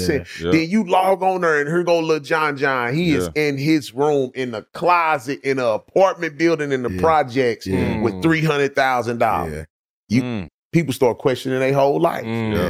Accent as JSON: {"language": "English", "town": "St. Louis", "region": "Missouri", "country": "United States", "tie": "born or raised there", "said": "The West Side."}